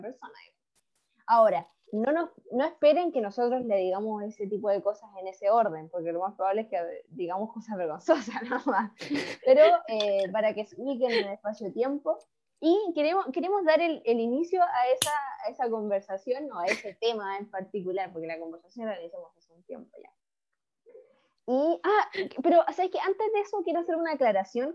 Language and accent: Spanish; Chile; los que somos chilenos